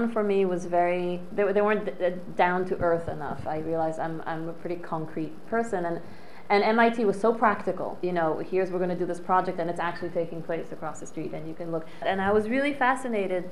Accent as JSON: {"language": "English", "town": "Paris", "region": "Île-de-France", "country": "France", "tie": "born or raised there", "moved": "as an adult", "said": "I grew up in Paris, in France."}